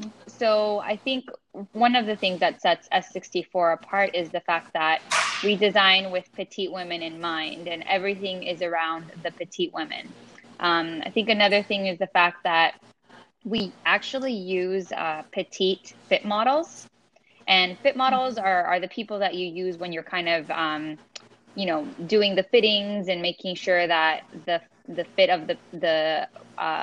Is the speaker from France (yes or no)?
no; Venezuela; now in United States; I grew up in Venezuela